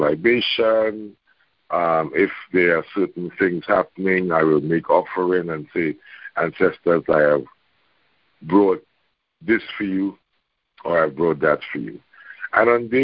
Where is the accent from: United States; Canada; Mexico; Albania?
Canada; I'm from Canada.